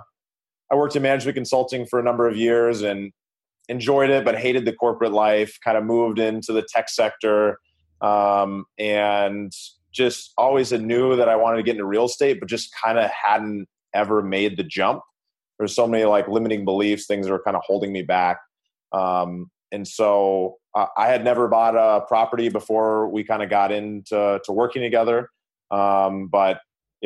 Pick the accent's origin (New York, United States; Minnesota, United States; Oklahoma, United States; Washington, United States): Minnesota, United States; Minneapolis; now in California, United States; I was from Minneapolis, but I actually lived in California